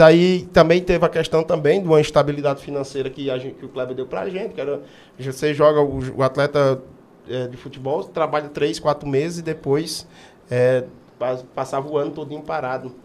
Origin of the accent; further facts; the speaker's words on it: Juazeiro do Norte, Ceará, Brazil; sou aqui de Juazeiro, sou aqui desse bairro aqui, praticamente aqui do bairro Santa Teresa. Crescido na, na Rua das Flores